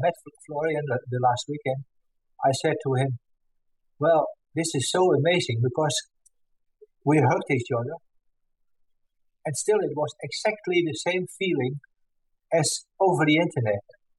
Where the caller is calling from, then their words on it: Netherlands; I'm calling from the Netherlands.